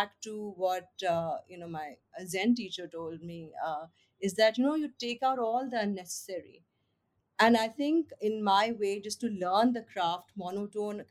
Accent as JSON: {"language": "English", "town": "Lucknow", "region": "Uttar Pradesh", "country": "India", "said": "I'm from Lucknow"}